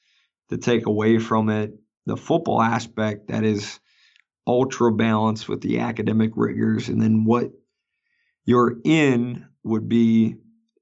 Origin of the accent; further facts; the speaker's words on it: Green Bay, Wisconsin, United States; moved away; I grew up in Green Bay, Wisconsin